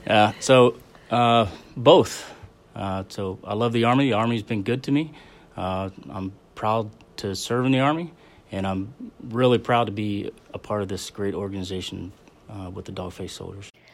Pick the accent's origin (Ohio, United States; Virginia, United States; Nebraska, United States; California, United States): Ohio, United States; Belpre; also born or lived in Fort Carson, Colorado; born in Fort Carson, Colorado, when my dad was in the Army. Uh, and then he got out in the seventies, and we moved, uh, to Belpre, Ohio, a small town in Belpre.